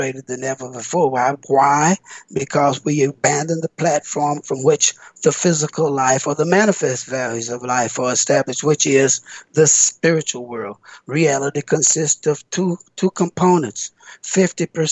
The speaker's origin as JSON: {"language": "English", "country": "United States", "said": "me being American black"}